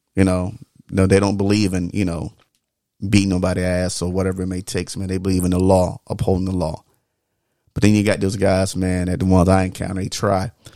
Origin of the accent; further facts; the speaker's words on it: the South, United States; growing up in the South